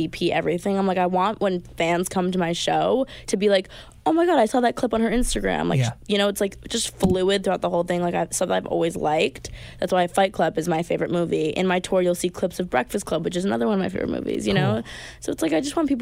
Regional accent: Long Island, New York, United States; I'm also playing in my hometown

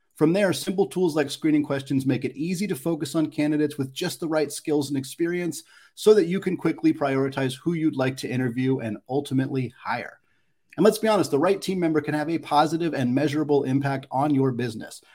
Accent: Oregon, United States; moved away; also born or lived in Spokane, Washington; I'm a West Coast person, is born and raised in Oregon.

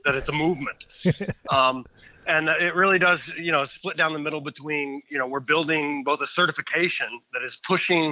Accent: Indiana, United States; now in Toronto, Canada; I live in Toronto now, but I was born and raised in Indiana

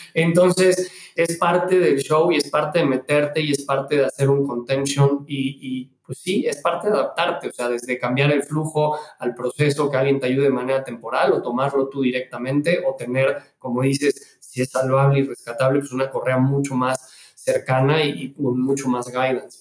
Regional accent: Mexico; moved away as an adult; yo me regresé a México, soy mexicano, estuve en todos lados

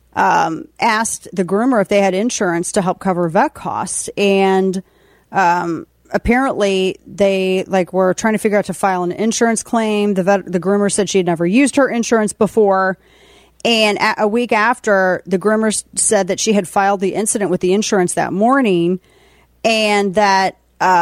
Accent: Missouri, United States; moved away; my home state in Missouri

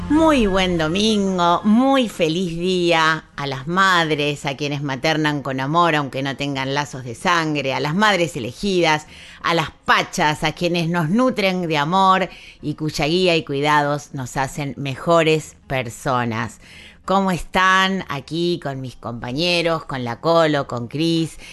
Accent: Argentina; nuestra identidad como argentinos, como argentinas

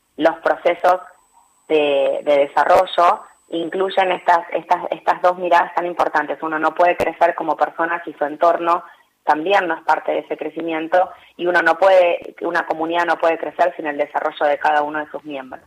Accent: Chascomús, Buenos Aires Province, Argentina; en Chascomús, en mi pueblo

